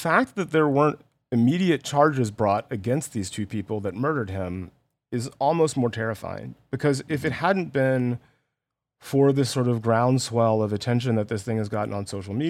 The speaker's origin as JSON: {"language": "English", "town": "Columbus", "region": "Georgia", "country": "United States", "tie": "born or raised there", "said": "I grew up in Georgia, in Columbus."}